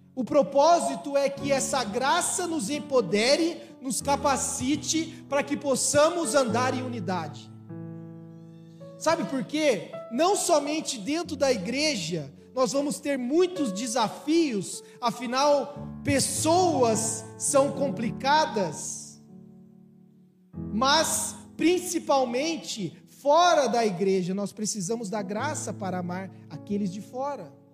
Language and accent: Portuguese; São Paulo, Brazil; eu sou de São Paulo, eu torço pra um time de lá